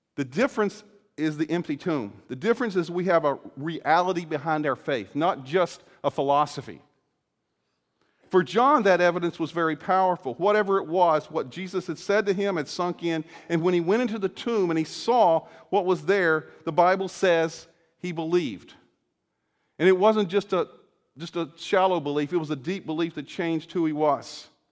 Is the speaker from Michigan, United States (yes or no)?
no; Salem, Virginia, United States; moved away as an adult; now in Illinois, United States; Salem, Virginia, where I grew up in the school, in the area where I was there, and I grew up there from my early childhood